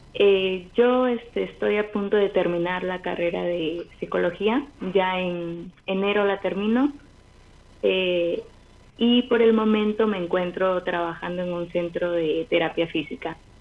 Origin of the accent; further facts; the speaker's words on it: Chimbote, Ancash, Peru; nací en Chimbote